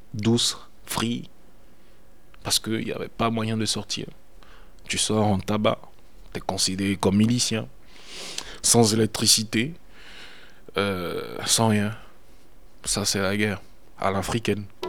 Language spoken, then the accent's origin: French; Côte d’Ivoire; moved away as an adult; also born or lived in Italy; now in France; Je suis parti de la Côte d'Ivoire en 2001 pour des raisons d'études. J'ai atterri en Italie où je suis resté 10 ans, 11 ans presque.